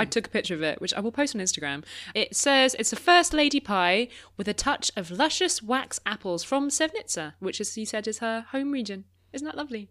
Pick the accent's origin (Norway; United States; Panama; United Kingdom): United Kingdom; we're British